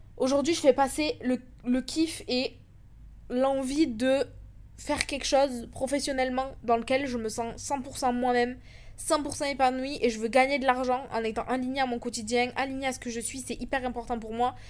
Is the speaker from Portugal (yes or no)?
no; France; moved away as an adult; also born or lived in London, United Kingdom; now in Dubai, United Arab Emirates; j'ai quitté la France en 2021